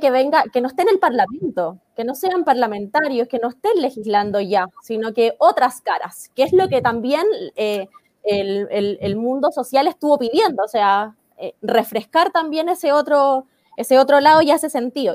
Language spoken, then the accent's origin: Spanish; Chile; nosotros, eh, como chilenos